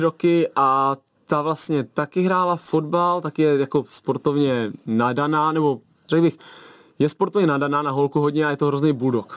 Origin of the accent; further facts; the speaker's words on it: Tuchlovice, Central Bohemian Region, Czechia; my jsme z Tuchlovic vlastně, nebo táta pochází z Tochova, máma z Tuchlovic, mm-hmm. teď jsme v Tuchlovicích celý život tam jsem